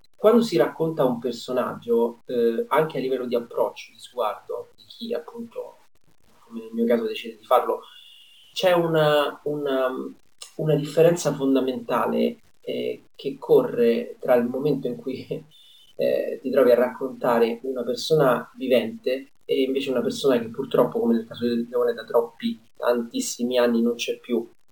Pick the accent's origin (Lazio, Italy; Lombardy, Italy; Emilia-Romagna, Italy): Lazio, Italy; Rome; da romano